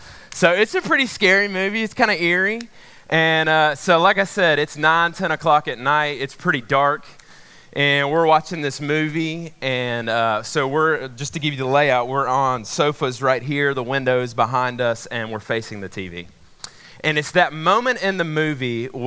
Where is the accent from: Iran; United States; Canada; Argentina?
United States; Macon, Georgia; moved away; I grew up in Macon, Georgia